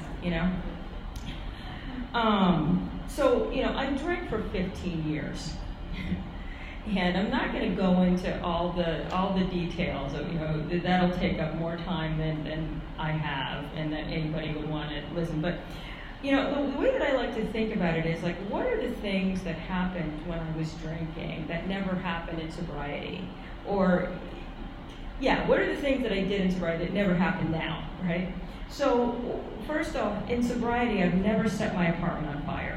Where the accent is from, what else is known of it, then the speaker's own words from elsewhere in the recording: New York City, New York, United States; I grew up in Manhattan, it's very expensive